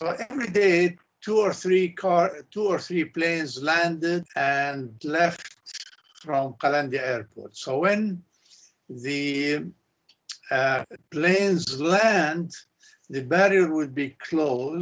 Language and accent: English; Ramallah, West Bank, Palestine; I grew up in the Jerusalem area, in the town of Ramallah. I went to primary and secondary school in Ramallah.